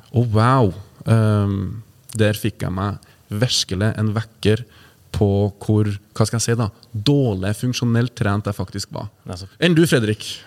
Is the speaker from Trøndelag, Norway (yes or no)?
yes; Trøndelag, Norway; vi er jo trøndere